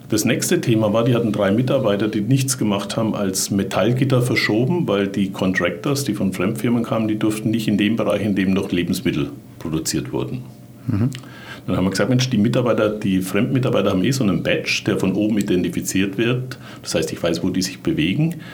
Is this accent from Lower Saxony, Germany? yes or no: no; Bavaria, Germany; Jetzt bin ich ja Franke